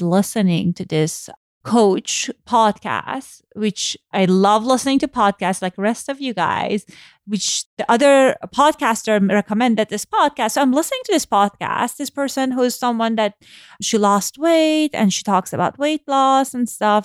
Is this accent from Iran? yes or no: yes; Iran; moved away; Growing up in Iran